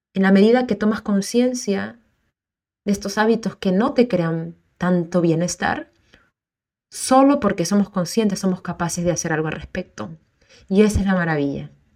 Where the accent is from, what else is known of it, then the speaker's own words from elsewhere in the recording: Peru; also born or lived in South America; now in Auckland, New Zealand; Soy peruana